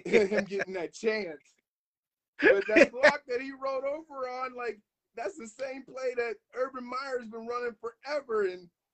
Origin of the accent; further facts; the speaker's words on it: Ohio Valley, United States; we come from Ohio